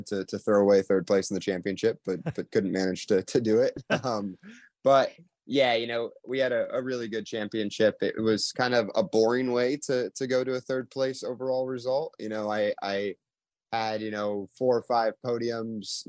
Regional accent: Louisville, Kentucky, United States; now in Indianapolis, United States; I'm originally from Louisville, Kentucky

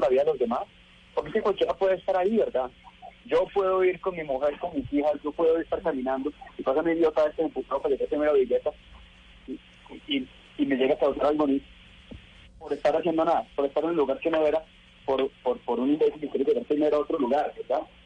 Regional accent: Colombia; mi país

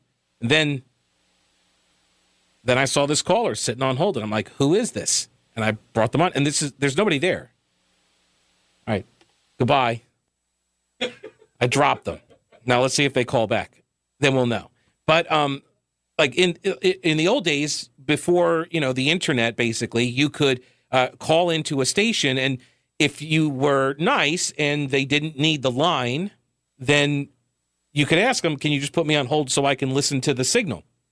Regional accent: New York, United States; now in Charlotte, United States; I was originally from New York as well.

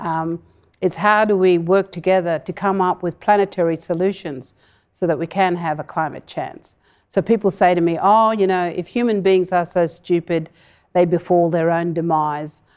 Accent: Broome, Western Australia, Australia; I grew up in Broome

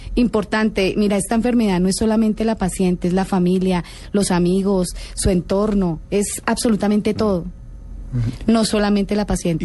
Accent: Bogotá, Colombia; also born or lived in Bucaramanga; Yo soy bogotana, pero trabajé en Bucaramanga dos años

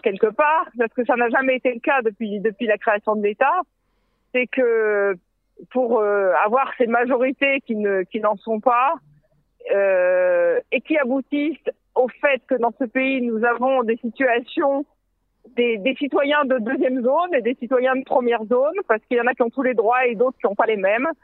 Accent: France; now in Israel; je viens de France

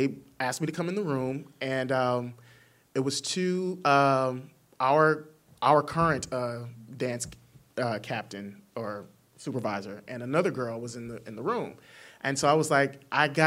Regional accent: the South, United States; also born or lived in Arkansas; I'm from the South

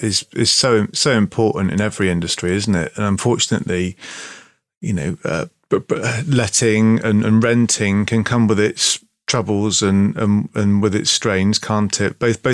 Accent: South West England, United Kingdom; I'm from the southwest

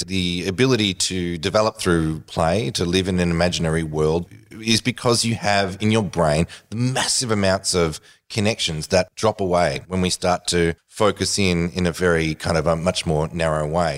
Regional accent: Australia; as an Australian

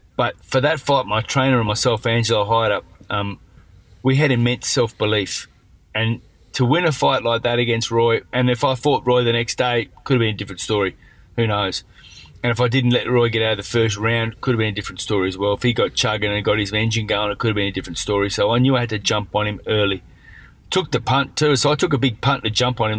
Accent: Perth, Western Australia, Australia; growing up in Perth was great

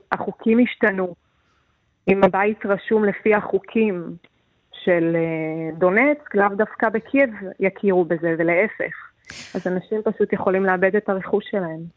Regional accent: Israel; moved away as an adult; now in Kyiv, Ukraine; כישראלית שיודעת מה זה רעשים של מטוסים, מישהי ששירתה בצבא

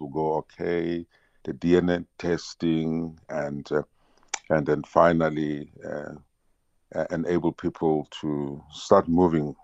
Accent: South Africa; as a South African

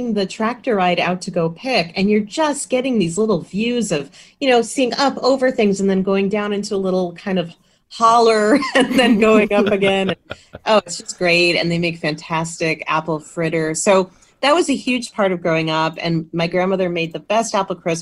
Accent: Windsor, Connecticut, United States; now in Massachusetts, United States; I grew up in Windsor, Connecticut, and very fond of my home state

